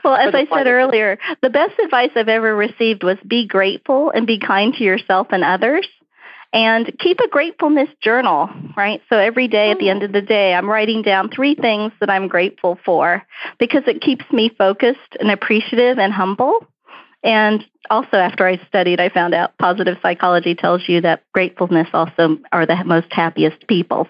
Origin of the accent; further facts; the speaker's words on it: New York City, New York, United States; accent: Brooklyn; also born or lived in Houston; now in Dallas, United States; You can't hear my Brooklyn accent. My parents were really strict about speaking English at home because they didn't want me to grow up with an accent